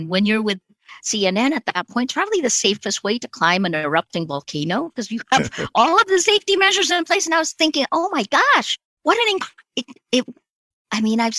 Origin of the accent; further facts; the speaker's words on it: United States; I felt sarcasm was kind of mean growing up in America.